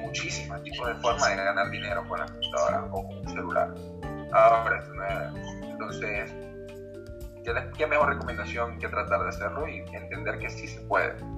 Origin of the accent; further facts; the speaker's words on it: Venezuela; moved away as an adult; now in Peru; Yo soy de Venezuela, tengo 26 años.